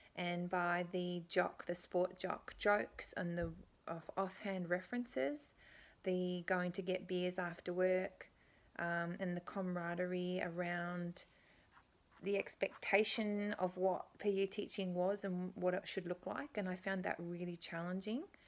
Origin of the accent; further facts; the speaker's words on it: Canberra, Australian Capital Territory, Australia; moved away as an adult; now in Beijing, China; I grew up in Canberra, which is the capital of Australia